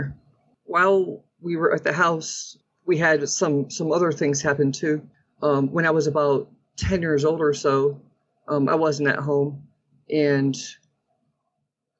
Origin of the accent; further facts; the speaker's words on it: Derby, Connecticut, United States; now in New Mexico, United States; So I grew up in Connecticut and in a small town called Derby